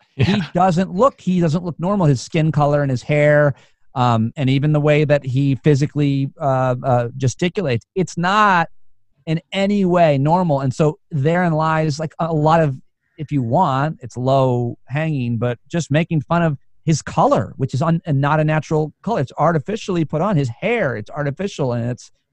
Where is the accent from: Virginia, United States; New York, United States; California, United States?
New York, United States; Being a New Yorker